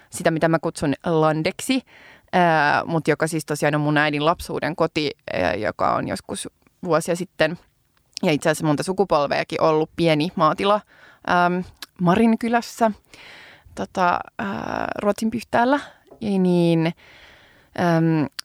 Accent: Lievestuore, Central Finland, Finland; moved away; mä oon itse tosi lievästuoreelta

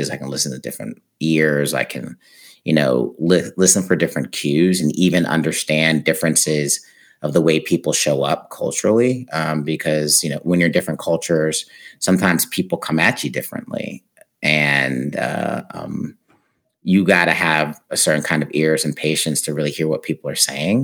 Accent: United States; also born or lived in Uruguay; being American

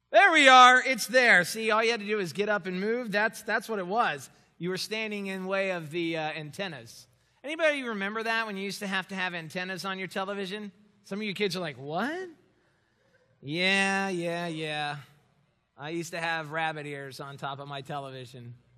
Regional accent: Miami, Florida, United States; moved away as an adult; also born or lived in Louisville, Kentucky; I had never left home before, home being Miami

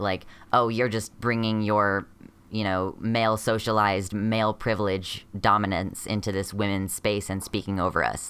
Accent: United States; I'm a transmasculinish person from America

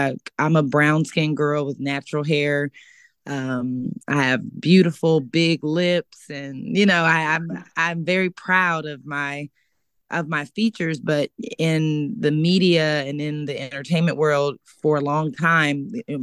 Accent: Sacramento, California, United States; moved away as an adult; now in Los Angeles, United States; I'm from Sacramento, California, originally. I was born and raised there.

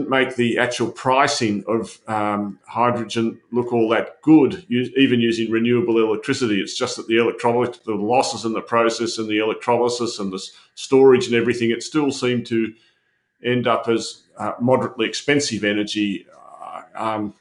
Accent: Australia; as an Australian

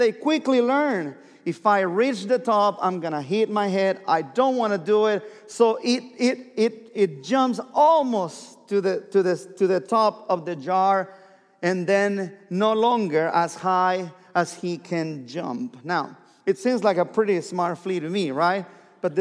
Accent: southern Mexico, Mexico; English is a second language; moved away as an adult; now in Oklahoma, United States; Born and raised in Mexico, the south part of Mexico, last state of the Mexican Republic, and came to Oklahoma.

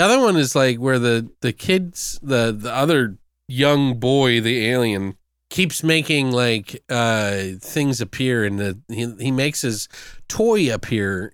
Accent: United States; I'm got an American brain

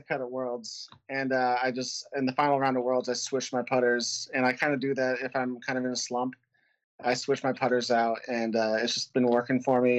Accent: Washington, United States; growing up in Washington, playing in Washington

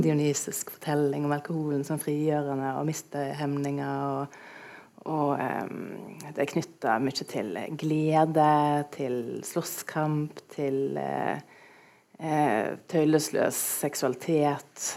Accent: Stord, Vestland, Norway; Jeg kommer jo fra Storda, som dere kanskje hører

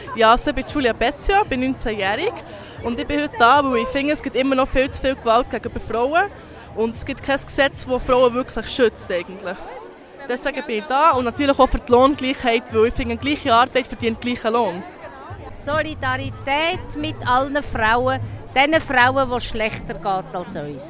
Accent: Thun, Bern, Switzerland; ich bin aus Thun

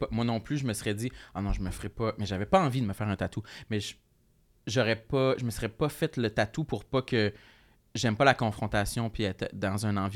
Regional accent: Gaspésie, Quebec, Canada; moved away; Tu tu dis j'ai quitté la Gaspésie, mais c'était ça que tout le monde faisait.

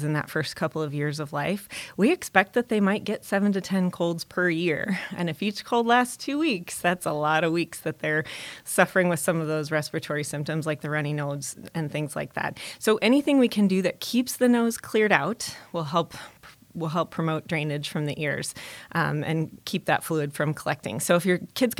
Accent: Omaha, Nebraska, United States; I was born and raised in Omaha and grew up here

